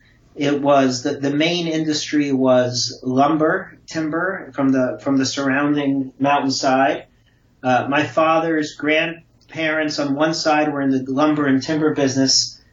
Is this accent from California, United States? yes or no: no; Brooklyn, New York, United States; had a beautiful childhood and a very enriching childhood growing up in Brooklyn.